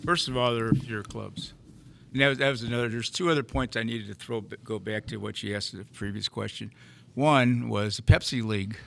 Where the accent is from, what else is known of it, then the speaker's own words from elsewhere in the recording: St. Louis, Missouri, United States; I grew up in North St. Louis in Normandy, played through grade school.